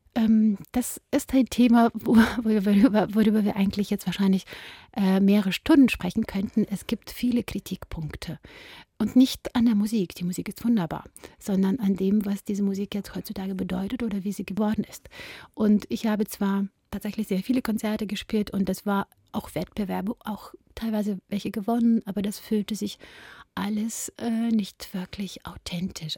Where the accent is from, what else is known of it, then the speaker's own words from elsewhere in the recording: Ukraine; moved away; bin ich eine Ukrainerin, bin ich eine Judin